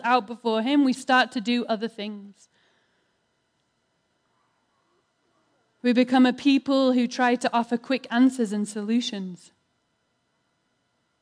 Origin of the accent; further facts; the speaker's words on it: United Kingdom; I'm British